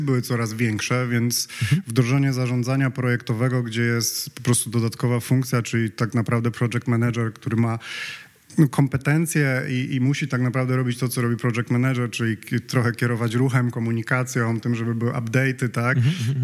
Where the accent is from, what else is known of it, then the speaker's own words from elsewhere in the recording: Poland; jesteśmy z Polski